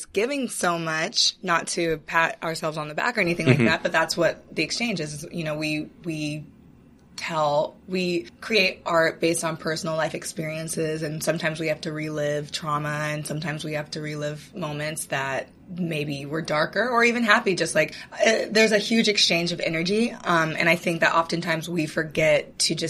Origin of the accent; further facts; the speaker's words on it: Seattle, Washington, United States; I'm originally from Seattle